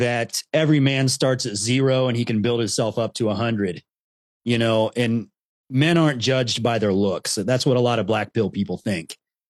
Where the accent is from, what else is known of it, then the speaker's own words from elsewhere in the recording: Columbus, Ohio, United States; growing up in Columbus, Ohio, it's a very mixed city. I grew up with a lot of friends, you know, of all different cultures and ethnicities.